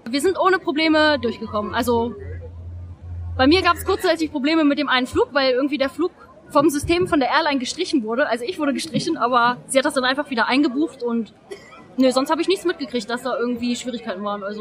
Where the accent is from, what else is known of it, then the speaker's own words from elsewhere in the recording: Hanover, Lower Saxony, Germany; ich bin aus Hannover